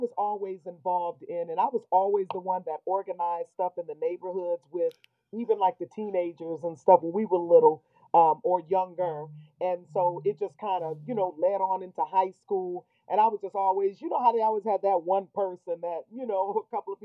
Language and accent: English; Detroit, Michigan, United States; also born or lived in Highland Park, Michigan; I was born in Highland Park and grew up and went to school in Detroit, went to high school and junior high and all